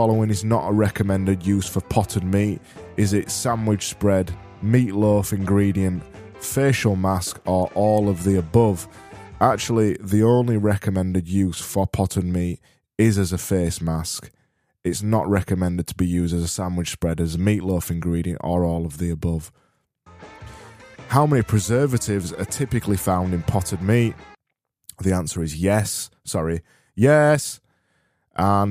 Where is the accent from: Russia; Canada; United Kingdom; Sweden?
United Kingdom; Barnsley, Yorkshire and the Humber; I am from Barnsley and we extend our vowels until they're desperately trying to not exist anymore